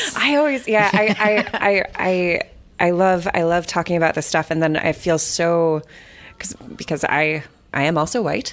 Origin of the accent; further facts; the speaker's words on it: Los Angeles, California, United States; moved away as an adult; now in Ireland; I'm from Los Angeles